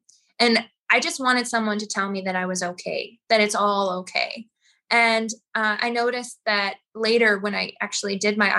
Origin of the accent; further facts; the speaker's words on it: Saskatoon, Saskatchewan, Canada; now in Nelson, Canada; Saskatoon. I miss it in a lot of ways because I was there for so long, but Nelson is gorgeous.